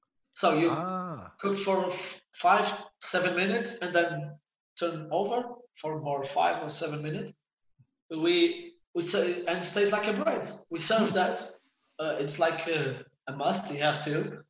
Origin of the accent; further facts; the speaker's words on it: Santo António, Madeira, Portugal; English is a second language; moved away; I'm from Sant Antonio. From Sant Antonio. It's the same village of Cristiano